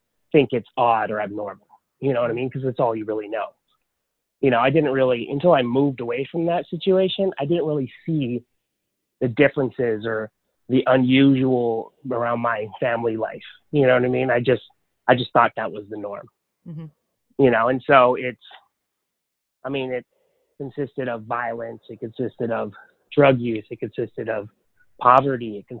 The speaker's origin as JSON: {"language": "English", "town": "Lahaina", "region": "Hawaii", "country": "United States", "tie": "born or raised there", "also_born_or_lived": "Honolulu, Hawaii", "moved": "yes", "lives_now": "Texas, United States", "said": "I was born in Honolulu, but I was raised on Maui in a little town called Lahaina"}